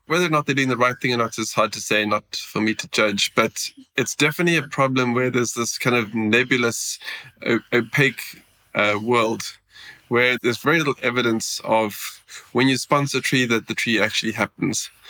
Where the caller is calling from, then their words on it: Sweden; I'm dialing in from Sweden. It says minus two degrees in the bottom of my screen.